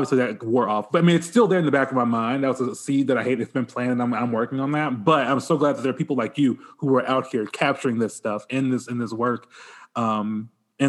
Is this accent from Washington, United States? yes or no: no; Bay Minette, Alabama, United States; my hometown of Bay Minette